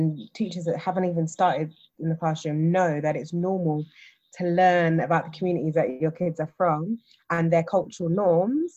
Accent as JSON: {"language": "English", "region": "London", "country": "United Kingdom", "tie": "born or raised there", "also_born_or_lived": "Australia", "said": "I'm grateful for growing up in East"}